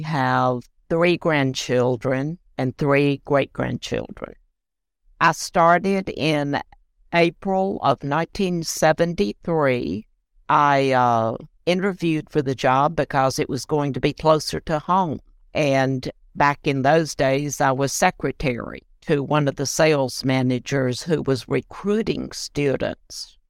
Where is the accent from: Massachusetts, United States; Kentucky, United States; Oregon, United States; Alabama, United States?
Kentucky, United States; Land Between the Lakes area; moved away as an adult; also born or lived in Nashville, Tennessee; now in Franklin, United States; I grew up in Kentucky, land between the lakes area.